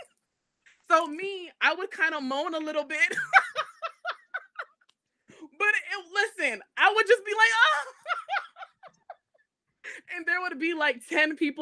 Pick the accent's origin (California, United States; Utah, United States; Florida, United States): Florida, United States; I'm from Florida, and I went to Florida State University